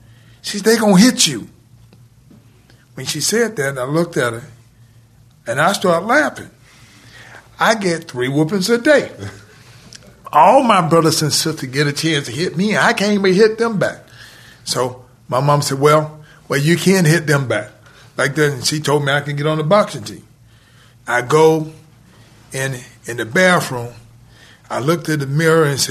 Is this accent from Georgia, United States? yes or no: yes; Atlanta, Georgia, United States; I grew up in Atlanta.